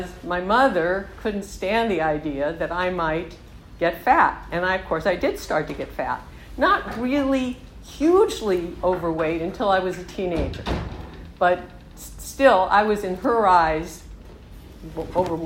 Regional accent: Southern California, United States; I grew up in Southern California

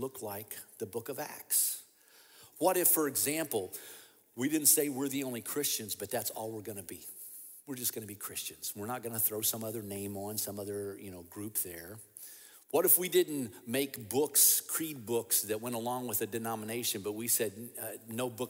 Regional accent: Kentucky, United States; my home state, for example, Kentucky

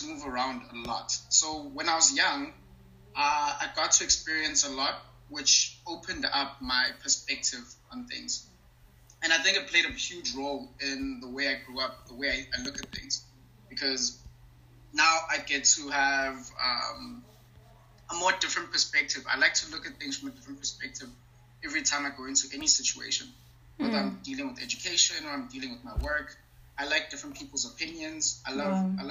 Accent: Eastern Cape, South Africa; I'm originally from Ebizan, which is a very rural area in Eastern Cape. It's like a small town, actually.

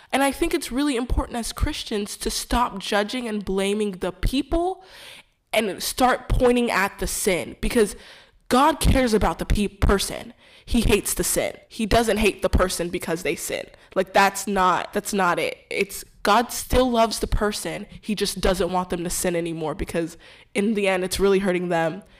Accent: Houston, Texas, United States; I was born and raised in Houston, Texas

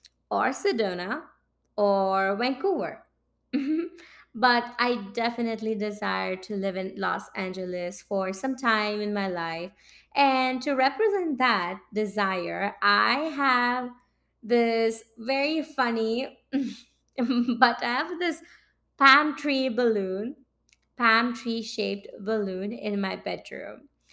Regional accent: India; moved away as an adult; now in Saint John, Canada; And I moved from India to Canada in early 2018, following my heart, my sweetheart, Akash.

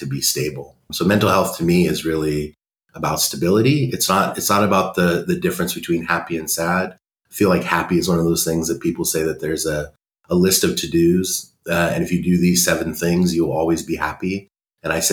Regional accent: San Jose, California, United States; I grew up in San Jose, California, sort of the heart of Silicon Valley

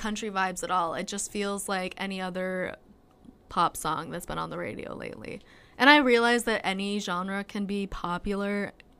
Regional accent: the Upper Peninsula, Michigan, United States; I live in the UP. So all we get are people who come to the casino in my hometown

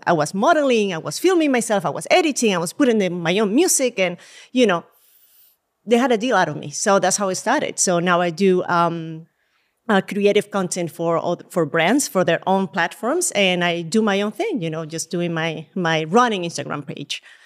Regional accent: Puerto Ordaz, Bolívar, Venezuela; moved away as an adult; also born or lived in Caracas, Venezuela / Tampa, Florida / Spain; now in New York, United States; I was actually born in Venezuela. And all my childhood, I lived in Venezuela

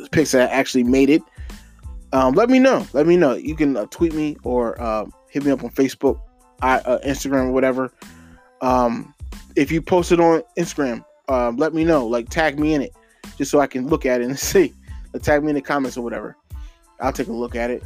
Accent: Norristown, Pennsylvania, United States; my hometown area, Norristown

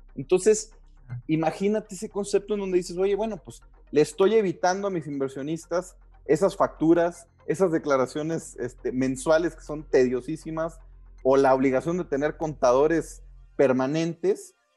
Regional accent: Mexico; nosotros como mexicanos

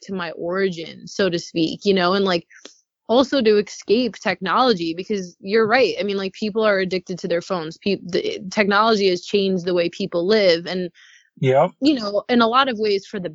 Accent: North Shore, Long Island, New York, United States; moved away as an adult; now in California, United States; I grew up in the North Shore on Long Island, where there's a lot of trees and beaches and forests

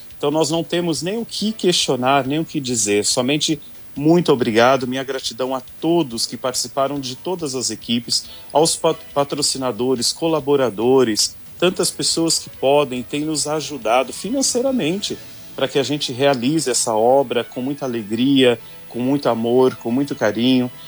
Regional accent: Paraná, Brazil; moved away; eu, como um bom paranaense, né, de um povo muito devoto

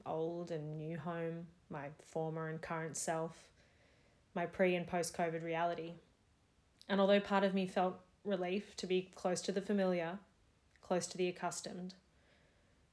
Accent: Melbourne, Victoria, Australia; I'm wrapped up in the safety of my home city and country during what is now a fourth Melbourne lockdown

